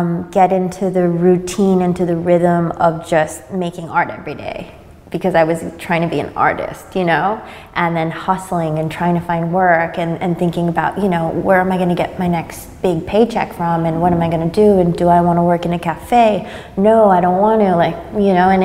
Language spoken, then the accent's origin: English; San Francisco, California, United States; also born or lived in Madrid, Spain / Berlin, Germany; now in Sydney, Australia; I grew up in San Francisco